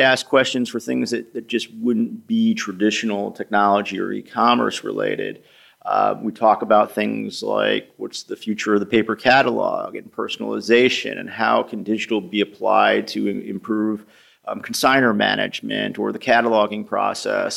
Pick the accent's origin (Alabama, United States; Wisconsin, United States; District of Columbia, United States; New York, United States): New York, United States; now in Boston, United States; I'm originally from New York.